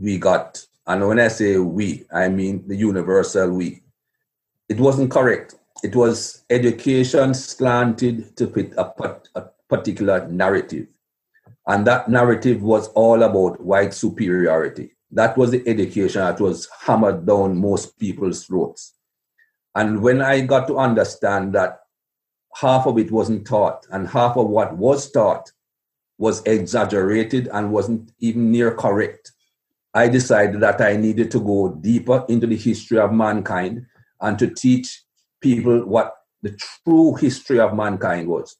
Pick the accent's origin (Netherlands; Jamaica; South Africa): Jamaica; When I was a young man growing up in Jamaica